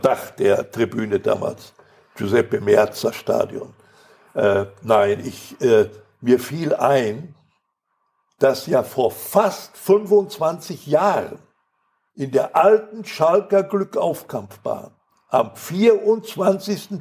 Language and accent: German; Recklinghausen, North Rhine-Westphalia, Germany; first language Polish; also born or lived in Poland; bis wir wieder in Recklinghausen waren